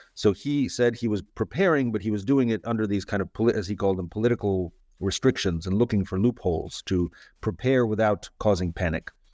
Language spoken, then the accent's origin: English; San Francisco, California, United States; also born or lived in Moscow, Russia; I grew up in San Francisco